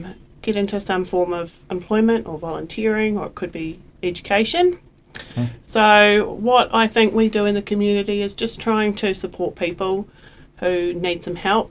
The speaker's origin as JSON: {"language": "English", "country": "Australia", "also_born_or_lived": "New Zealand", "moved": "yes", "lives_now": "Invercargill, New Zealand", "said": "I'm originally from Australia, but I've been in New Zealand for quite a long time now."}